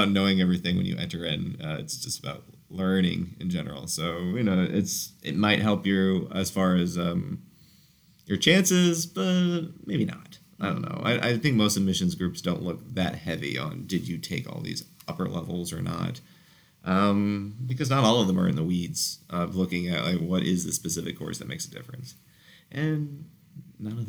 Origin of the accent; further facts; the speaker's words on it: Orlando, Florida, United States; also born or lived in St. Louis; now in Fort Lauderdale, United States; I'm from Orlando